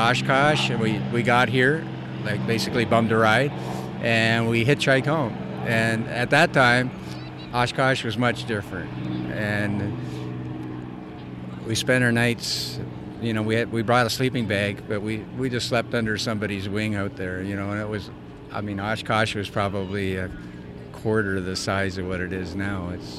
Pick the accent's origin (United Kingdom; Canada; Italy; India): Canada; now in Midland, United States; I'm from Canada originally. I live in the States now